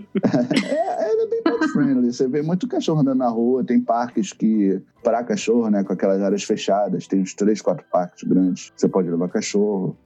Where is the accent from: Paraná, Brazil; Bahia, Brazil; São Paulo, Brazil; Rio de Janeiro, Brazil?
Rio de Janeiro, Brazil; now in Toronto, Canada; eu vim do Rio